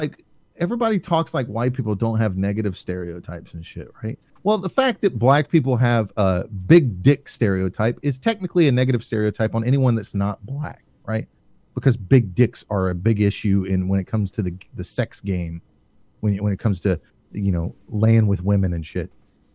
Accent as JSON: {"language": "English", "region": "the South", "country": "United States", "tie": "born or raised there", "said": "Now, I grew up in the South. My family talks like that. In fact, my wife can barely understand half my relatives."}